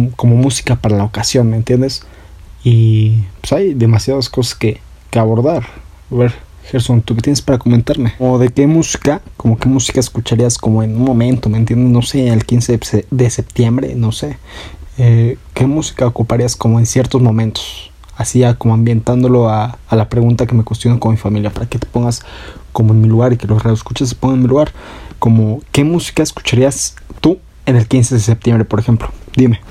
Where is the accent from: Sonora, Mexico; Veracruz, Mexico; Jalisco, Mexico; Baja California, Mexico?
Sonora, Mexico; soy de Sonora